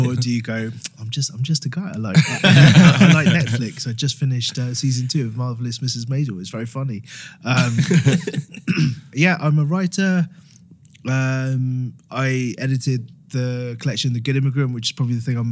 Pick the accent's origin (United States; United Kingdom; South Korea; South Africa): United Kingdom; Harrow, London; I'm from Harrow